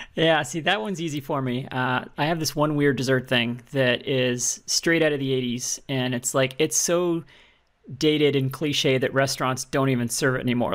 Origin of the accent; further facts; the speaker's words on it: Alberta, Canada; I'm from Alberta and uh, we we take our steak seriously there